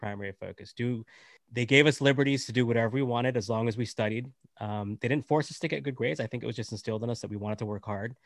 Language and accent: English; United States; also born or lived in Canada; I'm, I'm born in Canada, raised in, uh, in America, from, uh, Indian nationality